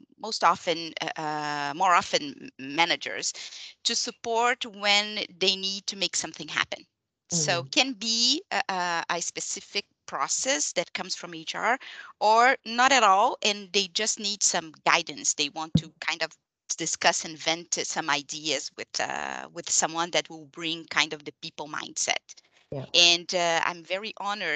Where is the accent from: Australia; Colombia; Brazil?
Brazil; English is a second language; moved away as an adult; now in Montreal, Canada; after an immigration process, so I'm from Brazil, and I arrived in Canada